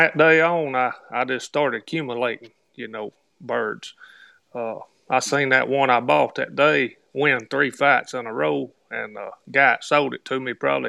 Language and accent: English; Tuscumbia, Alabama, United States; I'm from Alabama.